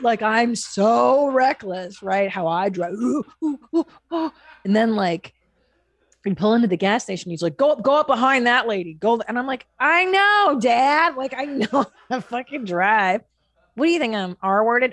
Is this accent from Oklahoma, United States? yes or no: no; Los Angeles, California, United States; growing up in Los Angeles